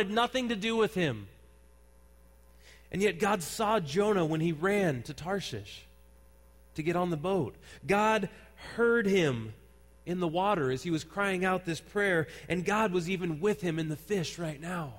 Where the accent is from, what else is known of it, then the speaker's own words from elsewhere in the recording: Santa Cruz, California, United States; I grew up in Santa Cruz, and one of the children's programs that they have in Santa Cruz area is called Junior Lifeguards